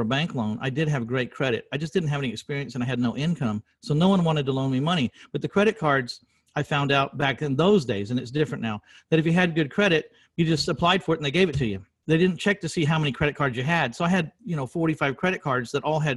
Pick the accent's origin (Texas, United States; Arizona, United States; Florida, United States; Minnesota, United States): Texas, United States; San Antonio; in my hometown 22 years ago in San Antonio, Texas